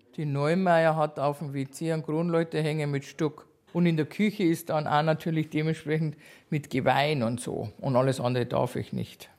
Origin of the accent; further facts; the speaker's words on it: Aichach, Bavaria, Germany; ich bin ja eigentlich aus Eichach, also geborene Eicherin